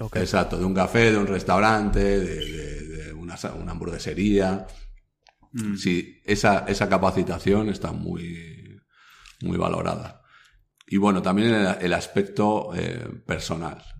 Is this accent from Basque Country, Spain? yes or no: yes; Basque Country, Spain; soy vasco